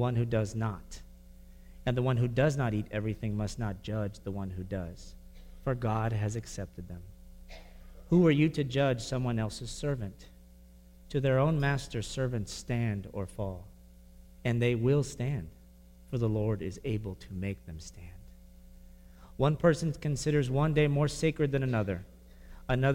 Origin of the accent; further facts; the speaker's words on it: Brownsville, Texas, United States; I grew up in Brownsville, Texas